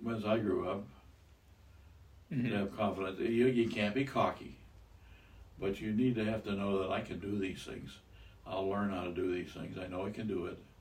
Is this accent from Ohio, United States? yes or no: no; Iowa, United States; I was raised in Iowa.